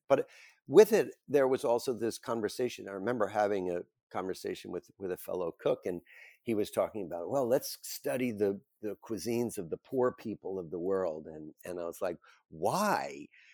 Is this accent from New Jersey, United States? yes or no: yes; Bergen County, New Jersey, United States; I grew up in Bergen County, New Jersey, a suburban town just over the George Washington Bridge from the city